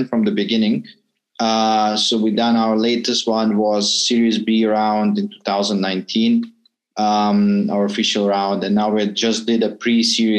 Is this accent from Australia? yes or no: no; Italy; moved away as an adult; also born or lived in Moscow, Russia / South Africa; now in Jakarta, Indonesia; But I moved to Italy when I was a kid. So I grew up in Italy, where I lived about 15 years